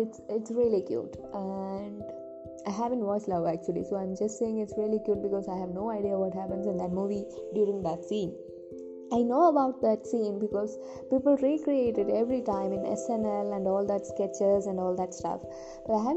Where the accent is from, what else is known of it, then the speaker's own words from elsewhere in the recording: India; I'm from India, I'm Indian